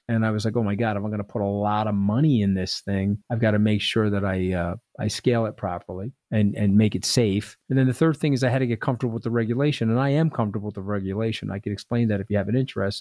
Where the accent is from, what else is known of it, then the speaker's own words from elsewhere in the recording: Long Island, New York, United States; I grew up on Long Island.